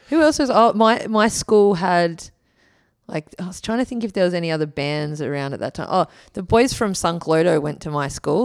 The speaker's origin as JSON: {"language": "English", "town": "Wollongong", "region": "New South Wales", "country": "Australia", "tie": "born or raised there", "also_born_or_lived": "Kiama / Gold Coast", "moved": "yes", "said": "I am a Wollongong kid"}